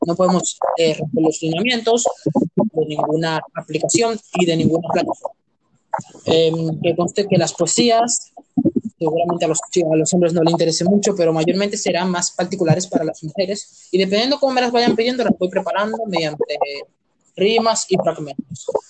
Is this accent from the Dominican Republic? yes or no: yes; Dominican Republic; somos de nacionalidad dominicana